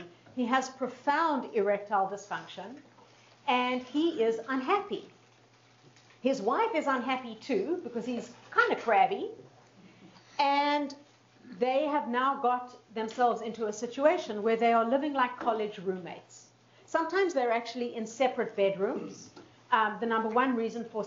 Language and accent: English; Winnipeg, Manitoba, Canada; I'm from Winnipeg, Manitoba